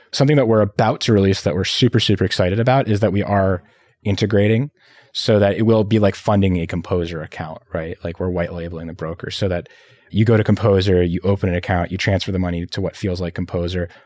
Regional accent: Montreal, Quebec, Canada; moved away; also born or lived in Philippines; I was coming from Montreal

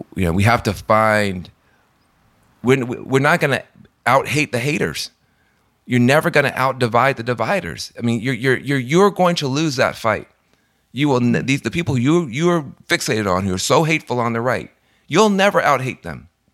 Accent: Tennessee, United States; I'm from Tennessee

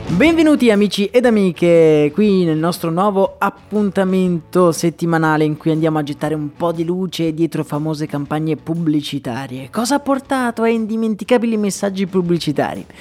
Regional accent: Italy; also born or lived in Dublin, Ireland; il simbolo del mio paese

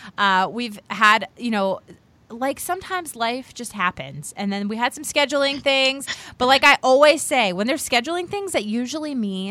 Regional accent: Virginia, United States; I'm from Virginia.

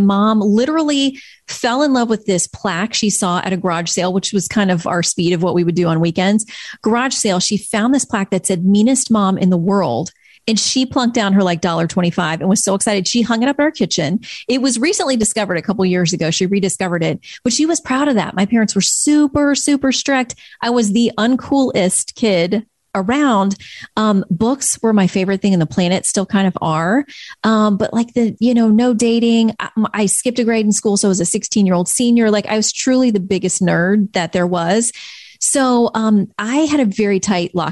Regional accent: Florida, United States; moved away; I grew up in Florida.

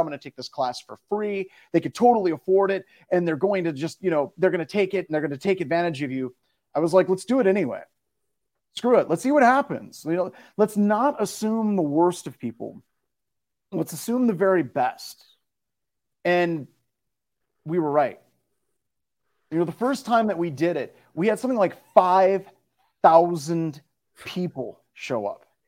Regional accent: Midwest, United States; I grew up in the Midwest.

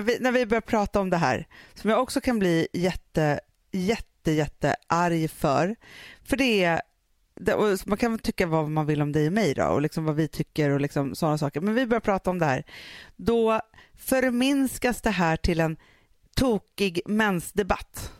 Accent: Sweden; vi som är svenskar som är uppvuxen i så här

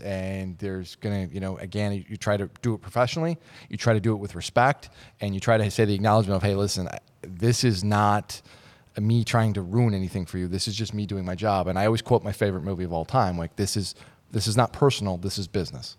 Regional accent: Minneapolis, Minnesota, United States; I was born and raised in Minnesota, uh, the Twin Cities area

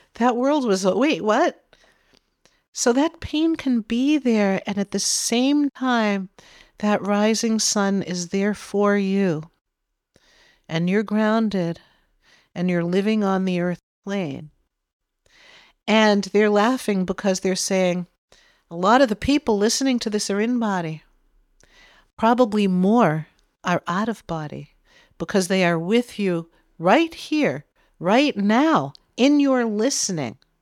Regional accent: Massachusetts, United States; we're from Massachusetts

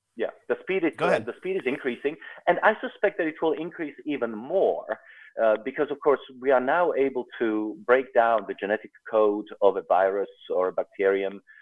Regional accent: South Africa; also born or lived in Czechoslovakia; now in United States; I grew up in South Africa, but I wasn't born there

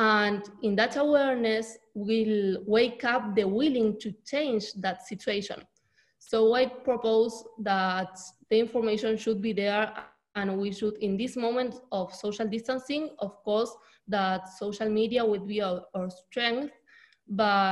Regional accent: Argentina; I'm from Argentina

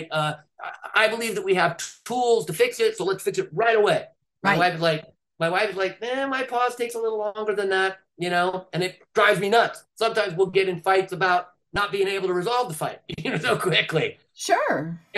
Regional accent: California, United States; I'm from California, they're right down the road from you

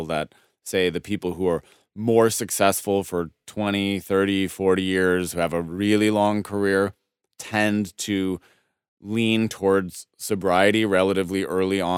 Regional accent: Denver, Colorado, United States; I'm from Denver, Colorado

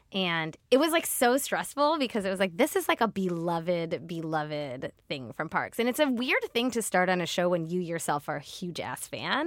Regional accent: outside of Cleveland, Ohio, United States; moved away; I was raised in the Midwest, in a small town outside of Cleveland.

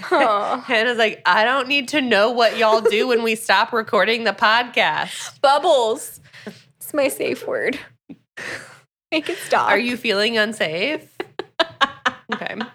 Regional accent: Florida, United States; growing up in Florida, I just

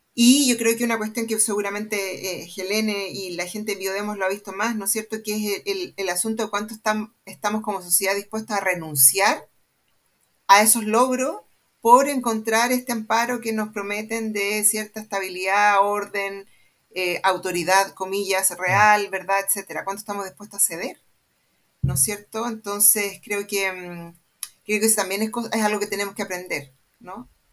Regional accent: Santiago, Santiago Metropolitan, Chile; estudié en el Manuel de Salas

